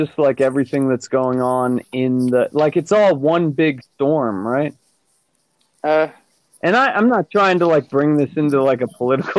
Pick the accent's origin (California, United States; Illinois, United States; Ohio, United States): California, United States; Southern; also born or lived in Florida; now in Utah, United States; I'm from Southern California